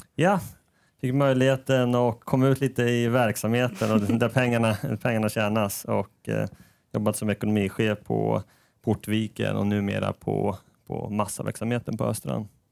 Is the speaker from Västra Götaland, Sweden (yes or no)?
no; Norrköping, Östergötland, Sweden; moved away as an adult; also born or lived in Stockholm; now in Sundsvall, Sweden; Jag kommer ursprungligen från Norrköping